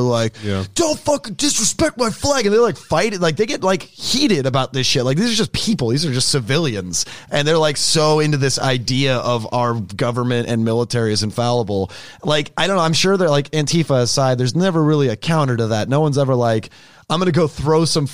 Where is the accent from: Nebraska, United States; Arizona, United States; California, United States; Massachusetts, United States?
California, United States; Sacramento; I'm from Sacramento. It's a hick town, like where I'm from, like the suburbs